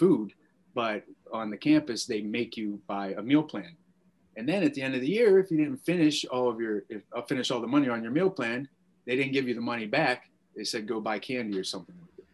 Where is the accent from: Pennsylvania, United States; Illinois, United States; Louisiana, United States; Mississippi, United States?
Pennsylvania, United States; Beaver Falls; I grew up in Beaver Falls, Pennsylvania. It's north of Pittsburgh